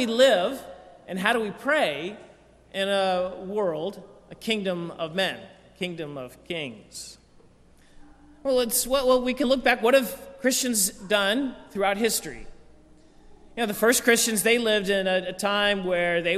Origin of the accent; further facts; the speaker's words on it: United States; I grew up in here in America